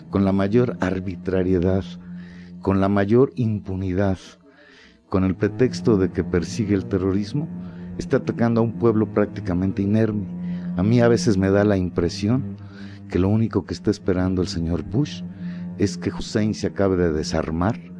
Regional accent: Mexico; como mexicano la vergüenza por el cambio de postura que está adoptando el gobierno de México

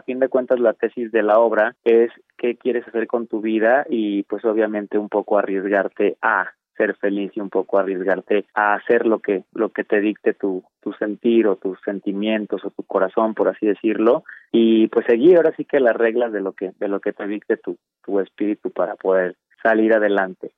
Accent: Guadalajara, Jalisco, Mexico; also born or lived in Torreón, Coahuila; yo soy de Torreón, Coahuila, pero me crié en Guadalajara, me formé en Guadalajara

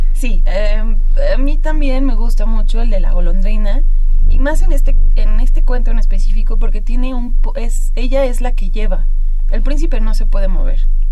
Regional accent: Mexico; nosotros como mexicanos

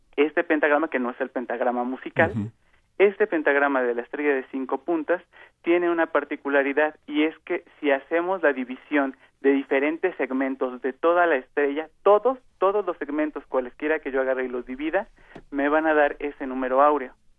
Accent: Mexico

